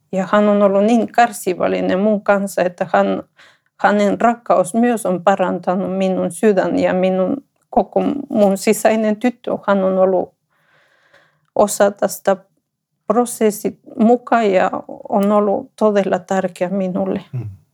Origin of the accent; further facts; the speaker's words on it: Ecuador; Finnish is a second language; moved away as an adult; now in Finland; mä olen ekvadorilainen. Mä tulin Suomeen 2009